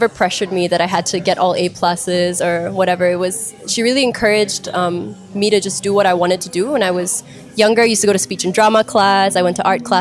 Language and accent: English; Malaysia; I'm Malaysian because that's where I was born, that's where I was bred.